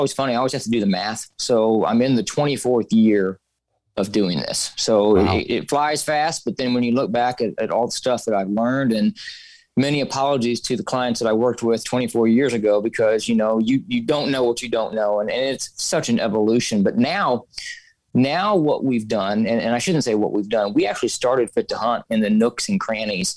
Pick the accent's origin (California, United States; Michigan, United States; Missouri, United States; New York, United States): Missouri, United States; southern; now in St. Louis, United States; born and raised in Missouri, you know, more of the southern part until I graduated college